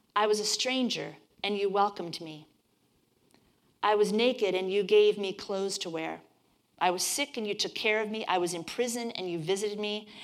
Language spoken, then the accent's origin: English; Midwest, United States; I grew up in the Midwest